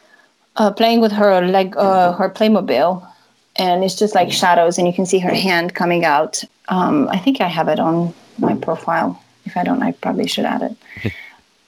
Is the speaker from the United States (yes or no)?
no; Transylvania, Romania; where I grew up in Transylvania